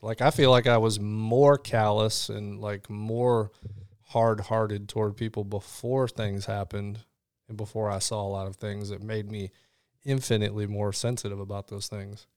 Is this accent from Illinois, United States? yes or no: yes; Illinois, United States; also born or lived in Chicago / Rockford; Illinois, uh, a lot of time in Chicago